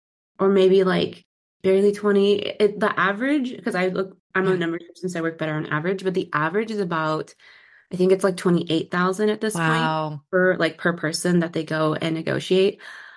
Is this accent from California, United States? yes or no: yes; San Diego, California, United States; now in Seattle, United States; born and raised in San Diego and currently in the Seattle gloomy area.